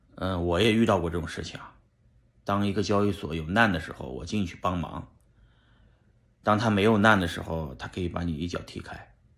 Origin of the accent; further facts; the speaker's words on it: Shanxi, China; moved away; 在我们老家山西